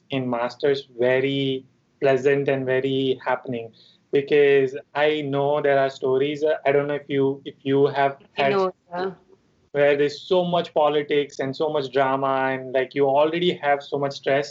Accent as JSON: {"language": "English", "town": "Mumbai", "region": "Maharashtra", "country": "India", "also_born_or_lived": "Chico, California", "moved": "as an adult", "said": "I'm from Mumbai."}